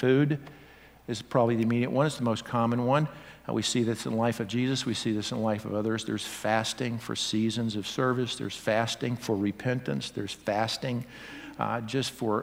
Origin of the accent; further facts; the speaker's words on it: the South, United States; I grew up in the South